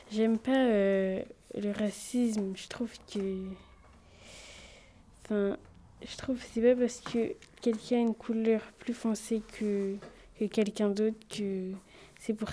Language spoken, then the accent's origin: French; Paris, Île-de-France, France; je viens de la Goutte d'Or